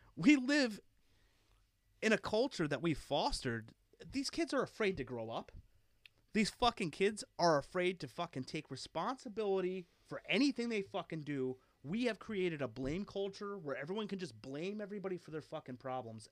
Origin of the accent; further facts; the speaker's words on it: Philadelphia, Pennsylvania, United States; I grew up in Philadelphia